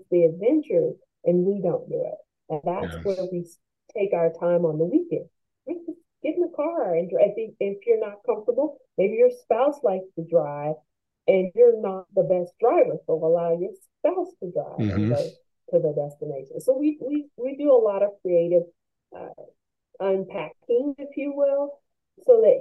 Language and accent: English; United States; I'm American